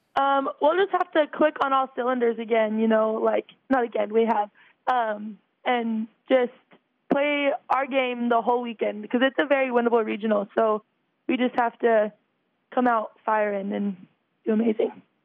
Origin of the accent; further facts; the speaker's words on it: Salt Lake City, Utah, United States; I'm actually from Salt Lake